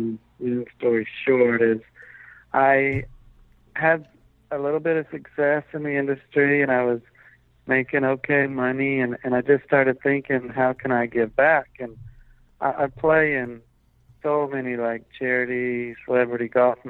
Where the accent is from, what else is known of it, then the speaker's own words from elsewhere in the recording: Aiken, South Carolina, United States; also born or lived in Augusta, Georgia; when I was growing up in Aiken, there was no film presence of any kind